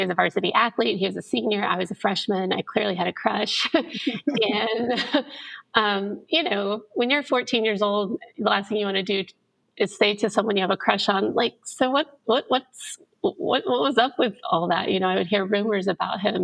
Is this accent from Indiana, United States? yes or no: yes; Indianapolis, Indiana, United States; I grew up originally in Indianapolis, Indiana, in an incredibly religious family